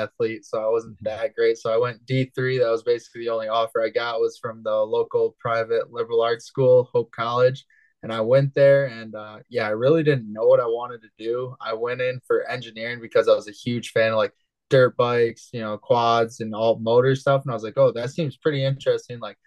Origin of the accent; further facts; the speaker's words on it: Holland, Michigan, United States; I was born and raised in Holland, Michigan. I still currently live in Holland, Michigan